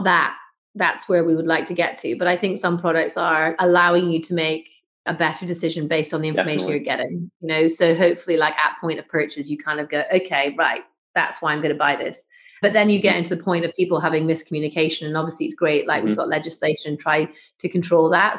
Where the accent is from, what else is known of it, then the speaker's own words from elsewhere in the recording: North Scotland, United Kingdom; moved away; I'm going to say Scotland because it's where I grew up.